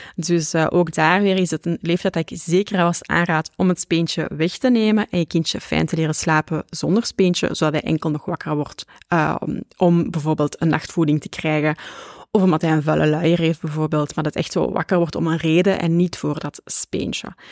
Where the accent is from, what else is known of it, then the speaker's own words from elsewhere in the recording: Flanders, Belgium; ik ben een Vlaamse